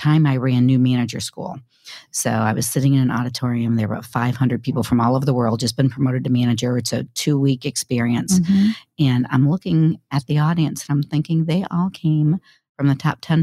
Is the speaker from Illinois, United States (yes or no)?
yes; Caseyville, Illinois, United States; I grew up in Caseyville, Illinois